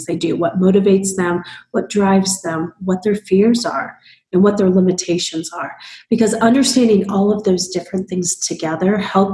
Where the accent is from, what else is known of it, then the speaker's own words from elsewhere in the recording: Midwest, United States; I come from the Midwest